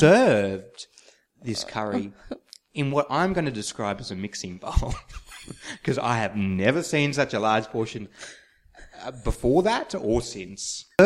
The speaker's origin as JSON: {"language": "English", "town": "St George", "region": "Queensland", "country": "Australia", "tie": "born or raised there", "said": "I'm from St. George."}